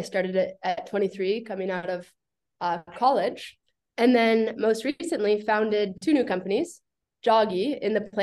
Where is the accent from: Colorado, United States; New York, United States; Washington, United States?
Colorado, United States; Boulder; moved away as an adult; I grew up in Boulder, Colorado.